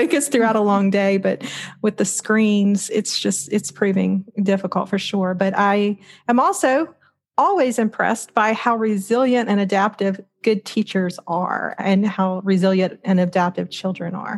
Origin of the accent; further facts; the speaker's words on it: Louisiana, United States; I grew up very embedded in the Southern Baptist Church in Louisiana